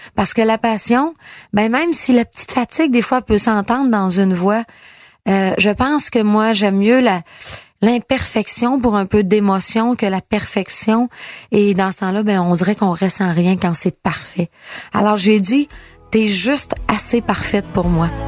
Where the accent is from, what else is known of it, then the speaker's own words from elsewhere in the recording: Quebec, Canada; quand j'étais petite, moi, au Saguenay-Lac-Saint-Jean, devant ma télé